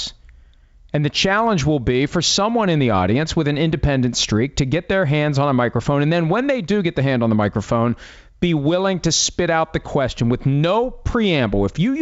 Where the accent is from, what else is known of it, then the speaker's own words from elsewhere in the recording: Wheeling, West Virginia, United States; moved away; my hometown, Capitol Music Hall, Wheeling, West Virginia